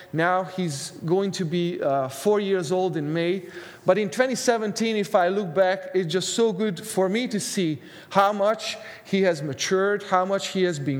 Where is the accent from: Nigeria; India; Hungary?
Hungary; now in Canada; Every time I go home to Hungary, I'm originally from Hungary.